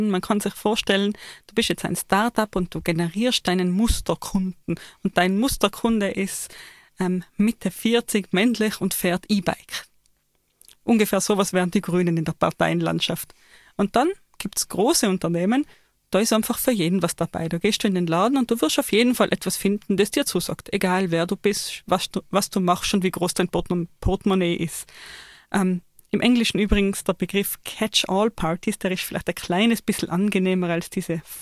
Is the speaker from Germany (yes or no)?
no; Austria